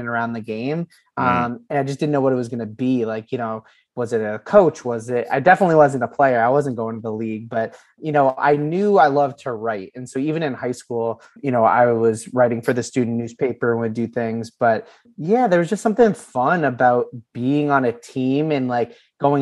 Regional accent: Vermont, United States; also born or lived in Boston, Massachusetts; I was born in Boston, moved to Vermont like when I was 9. And so I considered myself a Vermonter

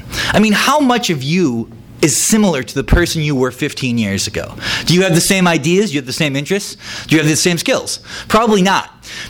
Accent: Midwest, United States; That was about like growing up in the Midwest and listening to hair metal

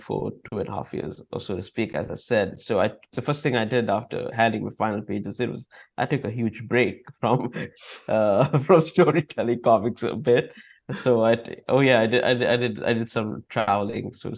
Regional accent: Sri Lanka; I'm from Sri Lanka, I'm a Buddhist from Sri Lanka.

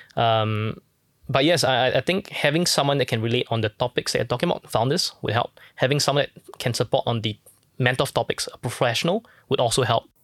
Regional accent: Singapore; born and raised in Singapore

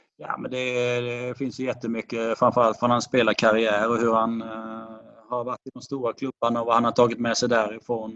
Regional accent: Kalmar, Kalmar County, Sweden; also born or lived in Falkenberg; jag är ju från Kalmarhållet och har mina, min släkt i Kalmar, utanför Kalmar och eh, jag har gått i skola i Kalmar.

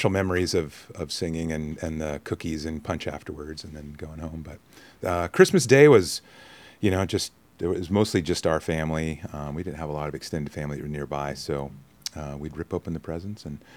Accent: Mount Holly, New Jersey, United States; born there; so I was born in Mount Holly, oh, okay. uh, which is you know kind of down more closer to Philadelphia.

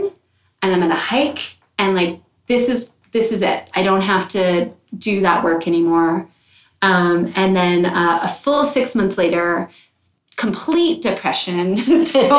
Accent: United States; moved away as an adult; also born or lived in Minneapolis; now in Smithers, Canada; I was born in the United States

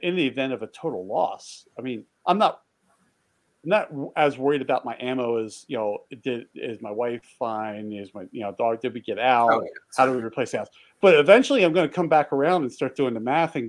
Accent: East Coast, United States; I grew up on the East Coast

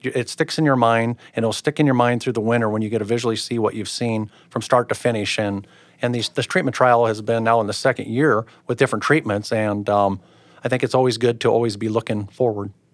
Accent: Pomeroy, Iowa, United States; I'm originally from Pomeroy, Iowa, by Twin Lakes, so it'd be north central Iowa

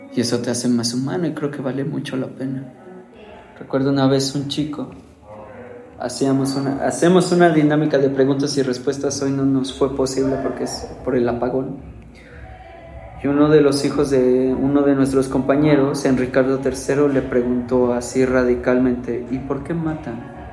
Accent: Mexico; como buen mexicano machista

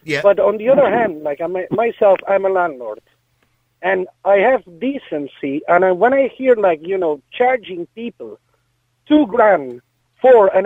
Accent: Catalonia, Spain; now in Ireland; because I'm originally from Catalonia.

